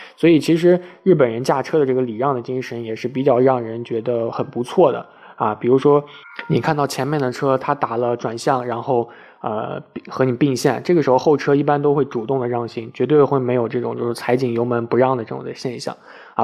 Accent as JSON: {"language": "Chinese", "region": "Shanxi", "country": "China", "tie": "born or raised there", "said": "我的家乡山西"}